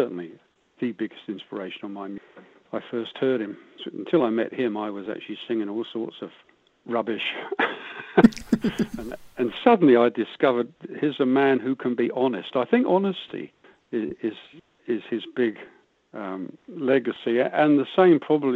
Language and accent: English; United Kingdom; moved away as an adult; now in Cardrona, New Zealand; you can probably tell from my accent I wasn't born here, but I've been here longer than I ever lived over in the UK. So I'm definitely a Kiwi now.